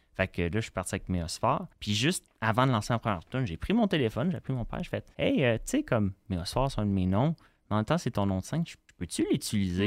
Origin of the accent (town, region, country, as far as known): Montreal, Quebec, Canada; born or raised there